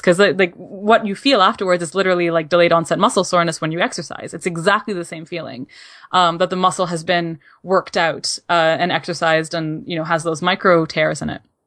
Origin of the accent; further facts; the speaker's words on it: Canada; As a Canadian